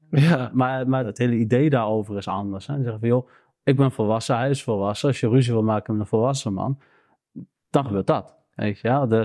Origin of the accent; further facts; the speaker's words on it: Arnhem, Gelderland, Netherlands; nou, ik ben hier geboren, ik ben opgegroeid in Arnhem.